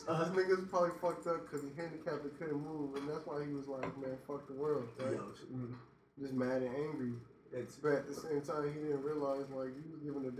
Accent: California, United States; now in Arizona, United States; I'm from California.

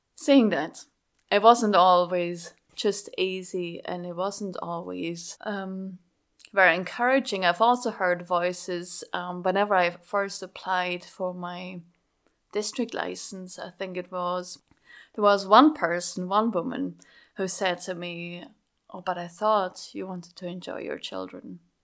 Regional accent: Schaffhausen, Switzerland; English is a second language; moved away as an adult; also born or lived in France; Schaffhausen, where I grew up in Switzerland. That explains my accent, by the way.

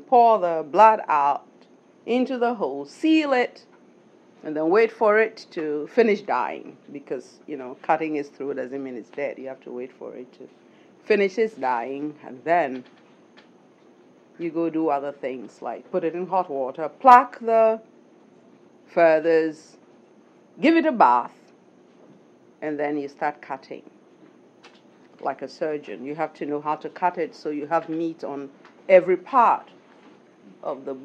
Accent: Ghana; moved away; I'm from Ghana

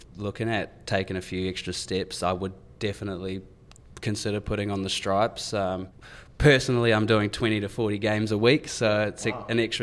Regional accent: New Zealand; now in Melbourne, Australia; they just see me as the Kiwi boy in stripes

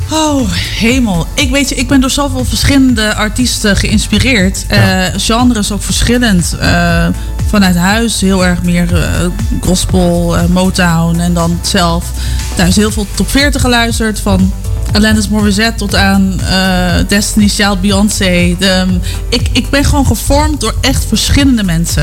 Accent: Culemborg, Gelderland, Netherlands; moved away as an adult; now in Houten, Netherlands; Toen ik in Culemborg woonde

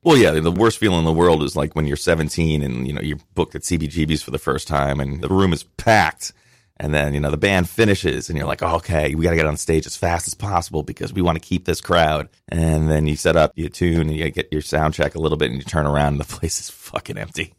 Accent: Westchester County, New York, United States; I grew up in Westchester County

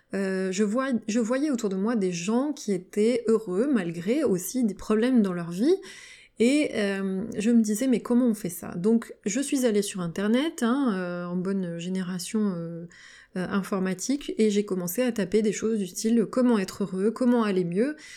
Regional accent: Valence, Auvergne-Rhône-Alpes, France; now in Lyon area, France; je vis en région lyonnaise, je suis originaire de Valence, dans la Drôme

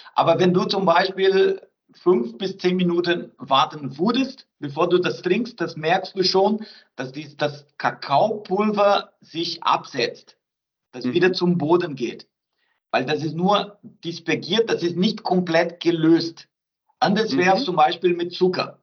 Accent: southern Brazil, Brazil; German is a second language; moved away as an adult; also born or lived in France / Bayreuth, Germany; now in Fichtelgebirge, Germany; ich bin gebürtiger Brasilianer

